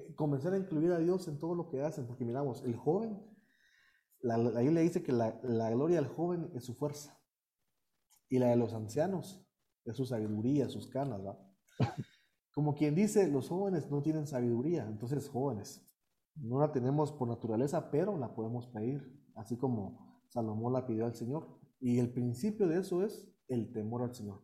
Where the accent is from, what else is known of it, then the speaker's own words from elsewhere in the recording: Guatemala; also born or lived in United States; Yo nací en Estados Unidos. Ok. Y he radicado aquí toda mi vida